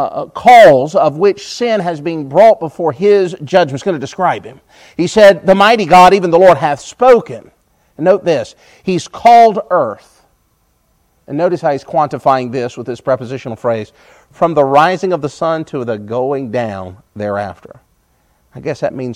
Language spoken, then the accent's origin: English; United States; I'm an American